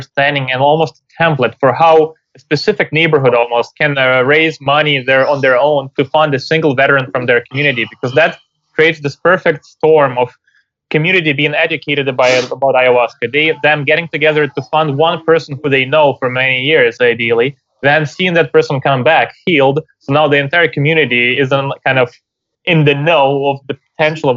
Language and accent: English; Ukraine; moved away; I'm from Ukraine originally